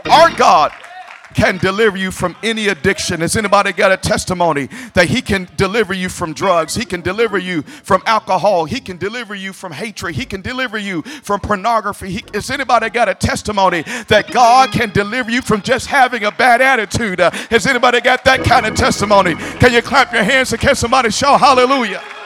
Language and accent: English; Memphis, Tennessee, United States; now in Kansas City, United States; I do come from Memphis